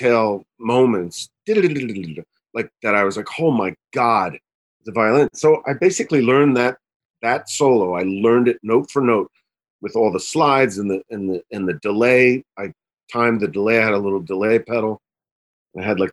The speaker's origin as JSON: {"language": "English", "region": "New Jersey", "country": "United States", "said": "I'm from Jersey"}